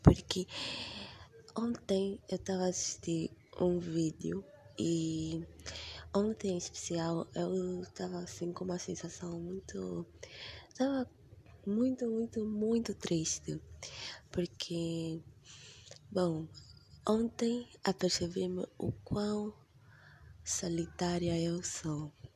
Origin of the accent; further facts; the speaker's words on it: Angola; sou de Angola, vivo em Luanda, na capital